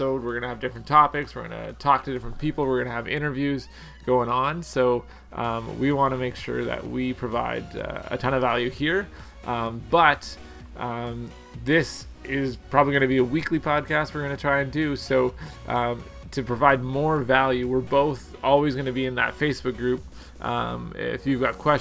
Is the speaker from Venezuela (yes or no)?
no; Canada; I'm Canadian